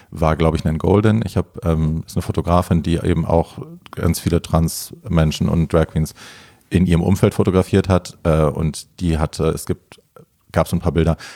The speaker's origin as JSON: {"language": "German", "town": "Hofheim", "region": "Hesse", "country": "Germany", "tie": "born or raised there", "said": "aus Ho Hofheim. Also das ist so mein Taunuskreis."}